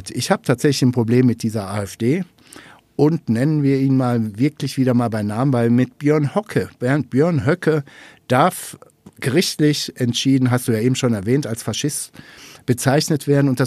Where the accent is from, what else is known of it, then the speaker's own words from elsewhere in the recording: North Rhine-Westphalia, Germany; Du kommst ursprünglich aus NRW, ich komme aus NRW.